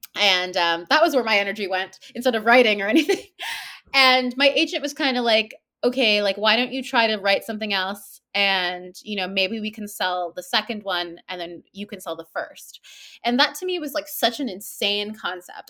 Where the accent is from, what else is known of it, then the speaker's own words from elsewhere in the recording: Toronto, Ontario, Canada; born, I was born here, um, in Toronto, and, uh, I grew up in Toronto too